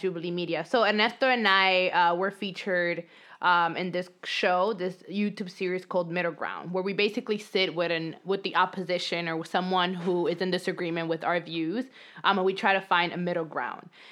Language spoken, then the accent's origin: English; New York City, New York, United States; accent: New York accent; Dominican speaking English accent; English is a second language; moved away as an adult; also born or lived in Dominican Republic; now in Los Angeles, United States; I grew up undocumented um, in New York